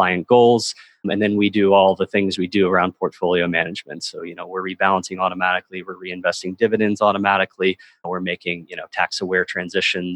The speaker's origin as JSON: {"language": "English", "region": "North Carolina", "country": "United States", "tie": "born or raised there", "said": "I'm a big golfer growing up in North Carolina"}